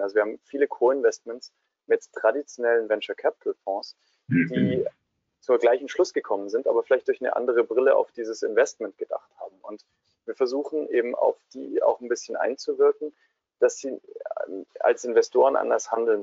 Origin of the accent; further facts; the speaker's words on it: Swabia, Germany; da wo ich herkomme, in Schwaben